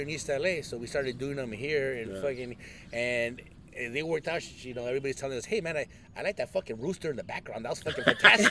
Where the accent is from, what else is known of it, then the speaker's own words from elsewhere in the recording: Ensenada, Baja California, Mexico; born there; I was born in Ensenada too.